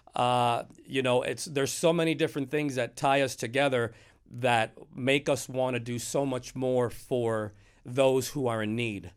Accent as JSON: {"language": "English", "town": "Miami", "region": "Florida", "country": "United States", "tie": "born or raised there", "also_born_or_lived": "Broward County, Florida", "lives_now": "Port Charlotte, United States", "said": "I was born and raised in Miami"}